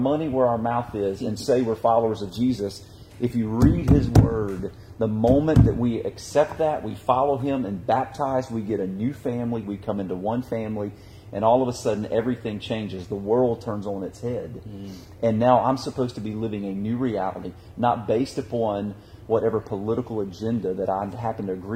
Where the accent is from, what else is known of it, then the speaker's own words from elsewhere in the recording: United States; I'm thankful that I'm an American. I'm thankful to God that I was allowed to be born in this.